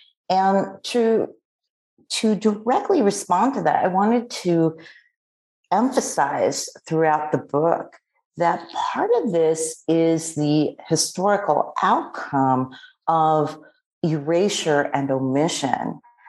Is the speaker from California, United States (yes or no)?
no; New York City, New York, United States; I was born and raised in New York City. I'm the daughter of Filipino immigrants. And growing up in Lower East Side Manhattan